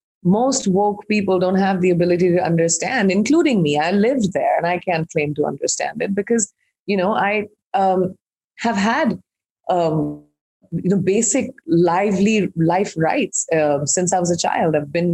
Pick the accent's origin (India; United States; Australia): India; I'm an Indian who's grown up in India